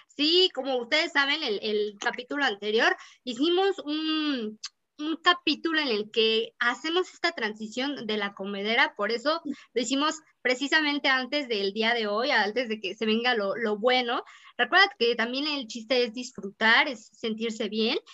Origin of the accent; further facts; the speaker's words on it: Mexico; nos hace sentir muy bien como mexicanos